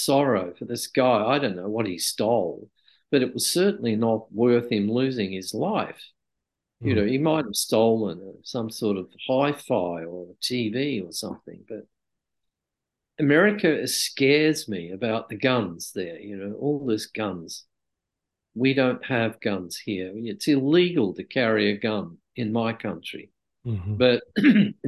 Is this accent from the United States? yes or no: no; Australia; I'd rather live in my country.